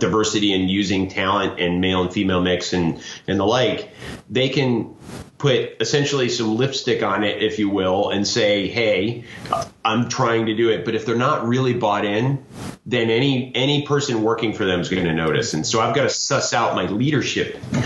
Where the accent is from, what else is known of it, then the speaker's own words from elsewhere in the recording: United States; I might start as an American